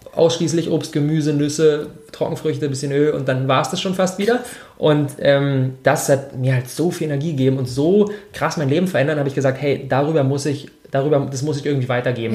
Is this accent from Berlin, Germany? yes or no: yes; Berlin, Germany; ich bin, ich bin 26 Jahre alt, ich komme aus Berlin